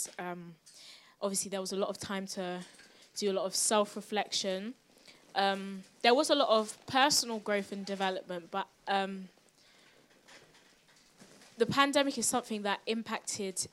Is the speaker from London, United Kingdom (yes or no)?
yes; London, United Kingdom; I'm also from South London.